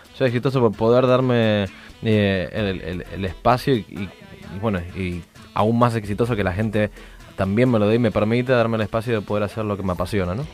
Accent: Rio de Janeiro, Brazil; now in New York, United States; yo nací en Brasil, para los que no sepan del otro lado, nací en Brasil, en Río de Janeiro

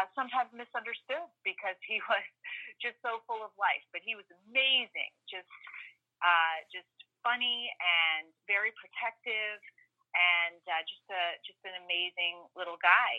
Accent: Darien, Connecticut, United States; also born or lived in Fayetteville, Arkansas / Illinois / Boston; now in Sandy Hook, United States; I grew up in Darien, Connecticut, middle and high school

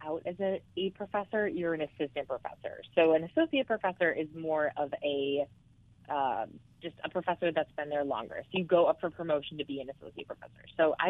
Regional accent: Phoenix, Arizona, United States; now in Santa Monica, United States; So I'm originally from Phoenix, but I live in Santa Monica now.

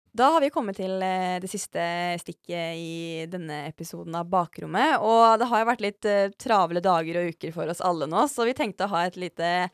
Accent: Mjøsa region, Innlandet, Norway; der jeg kommer fra

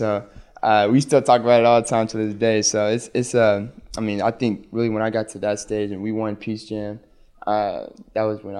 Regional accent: Lubbock, Texas, United States; I was born in Lubbock, so my dad played there, and so I'm going home.

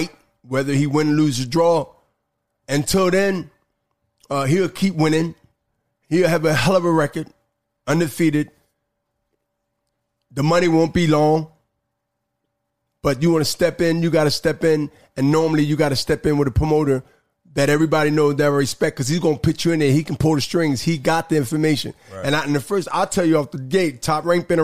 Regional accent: Philadelphia, Pennsylvania, United States; I'm from Philly

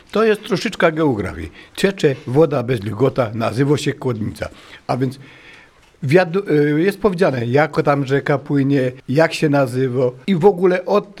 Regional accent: Katowice, Silesian Voivodeship, Poland; ja z Kostuchny

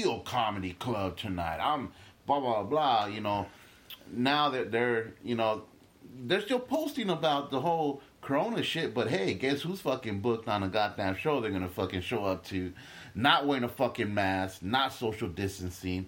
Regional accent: Los Angeles, California, United States; born or raised there; also born or lived in Guatemala

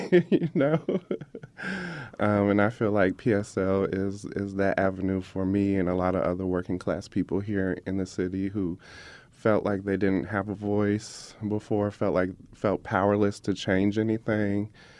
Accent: Indianapolis, Indiana, United States; So I was born and raised here in Indianapolis on West 38th Street. So when I grew up on West 38th Street, like right before you get to the highway, it was very much a different place than what you recognize today. It was very much a black and white working

